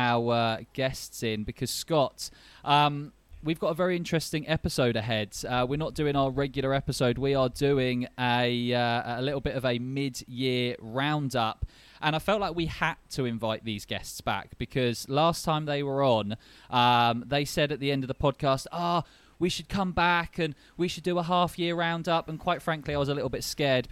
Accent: London, United Kingdom; I'm from London

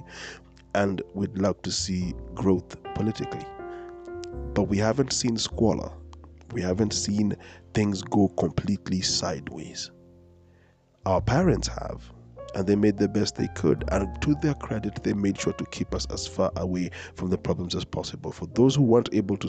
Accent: Kenya; a person who's been born and raised in Kenya

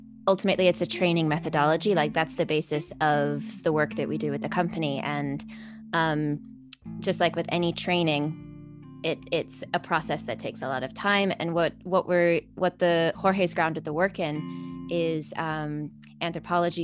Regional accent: Canada; now in London, United Kingdom; I am a freelance contemporary dancer based in London. I'm originally from Canada.

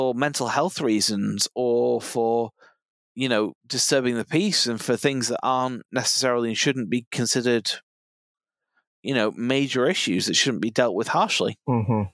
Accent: Cheshire, North West England, United Kingdom; I come from Cheshire, you know, the land of middle class stockbroker belt.

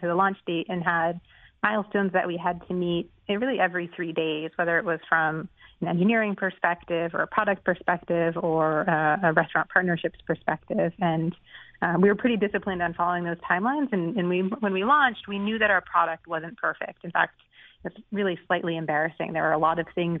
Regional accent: Boston, Massachusetts, United States; moved away; I'm from the Boston area originally

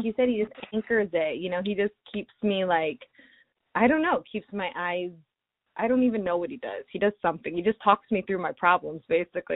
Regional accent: Ohio, United States; moved away; I'm from Ohio originally

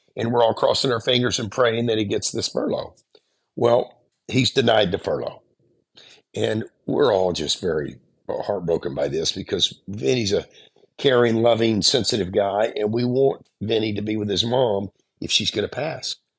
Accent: the South, United States; growing up in the South and growing up in kind of a, a, a poor area

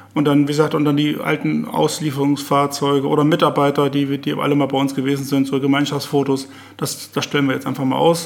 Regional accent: Visbek, Lower Saxony, Germany; Fisbeck ist natürlich meine Heimatstadt, da bin ich geboren, da habe ich mein Leben verbracht, da arbeite

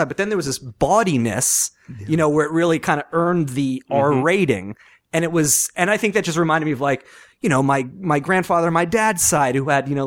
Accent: Long Island, New York, United States; where I grew up on Long Island

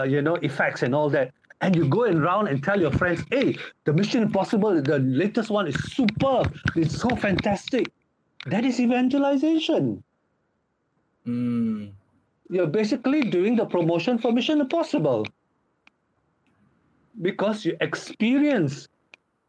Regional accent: Seremban, Negeri Sembilan, Malaysia; moved away as an adult; now in Poland; I am Malaysian. My hometown is Seremban, Negeri Sembilan

